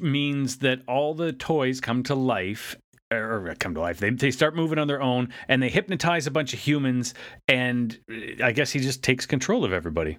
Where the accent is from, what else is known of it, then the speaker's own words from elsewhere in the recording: Canada; as a Canadian